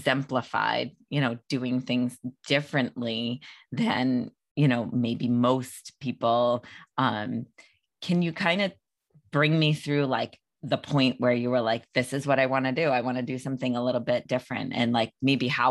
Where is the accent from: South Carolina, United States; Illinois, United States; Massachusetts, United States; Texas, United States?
Massachusetts, United States; outside of Boston; I'm from outside of Boston